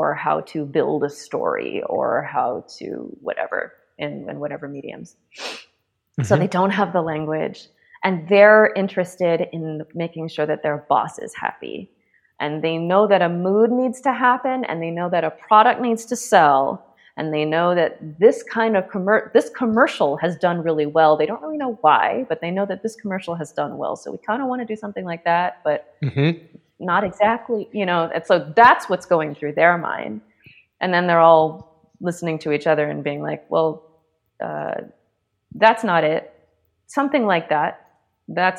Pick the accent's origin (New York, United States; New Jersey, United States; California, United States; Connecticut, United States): California, United States; Los Angeles; somebody who's half Chinese and I grew up in Los Angeles